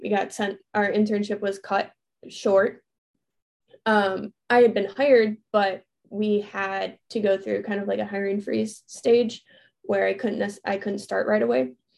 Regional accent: Chicago, Illinois, United States; moved away as an adult; also born or lived in Arizona / Florida; I grew up in the Chicago suburbs

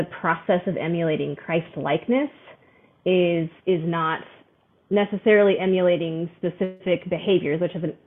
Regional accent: Arizona, United States; also born or lived in New Mexico; I was born in New Mexico, but grew up most of my memorable childhood in Arizona

